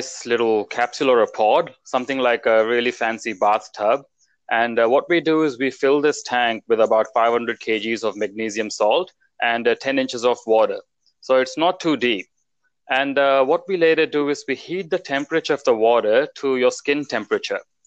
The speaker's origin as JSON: {"language": "English", "country": "New Zealand", "tie": "born or raised there", "also_born_or_lived": "India / London", "moved": "as an adult", "lives_now": "Melbourne, Australia", "said": "I was born in India, and then I lived most of my life in New Zealand"}